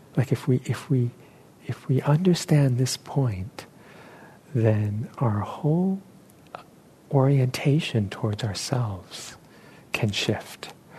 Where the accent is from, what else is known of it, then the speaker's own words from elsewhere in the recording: New York City, New York, United States; moved away; where I grew up in New York City